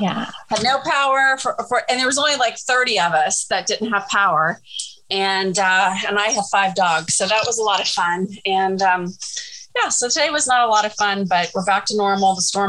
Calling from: Cincinnati, Ohio, United States; Very hot and sticky and steamy Cincinnati, Ohio.

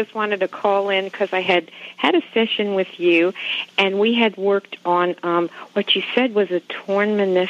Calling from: Springfield, Virginia, United States; I'm calling from Springfield, Virginia.

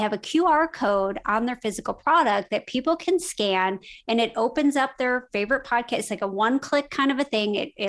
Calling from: Carmel, Indiana, United States; I am actually in Carmel, Indiana. So it's not Carmel by the sea. It is Carmel by the corn.

